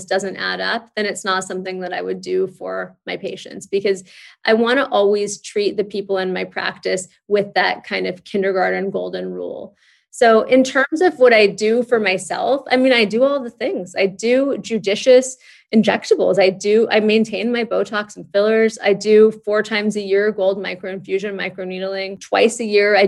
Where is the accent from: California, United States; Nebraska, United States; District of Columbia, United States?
California, United States; Santa Monica; now in New York City, United States; My husband and I grew up in Santa Monica